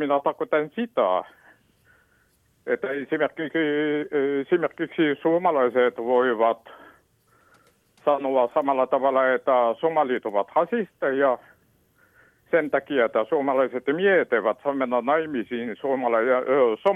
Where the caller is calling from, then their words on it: Helsinki, Uusimaa, Finland; Minä soitan itse Helsingistä ja olen itse taustainen.